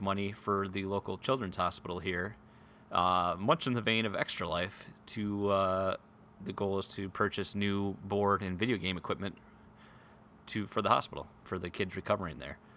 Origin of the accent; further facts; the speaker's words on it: Grand Rapids, Michigan, United States; my hometown here in Grand Rapids